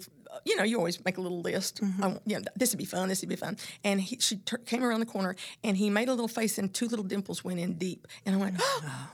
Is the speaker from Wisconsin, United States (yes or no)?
no; Oklahoma City, Oklahoma, United States; I was raised in South Oklahoma City